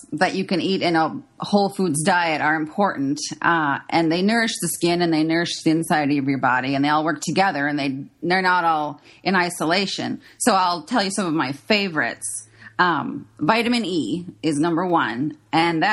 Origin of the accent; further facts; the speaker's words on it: Minnesota, United States; I grew up in Minnesota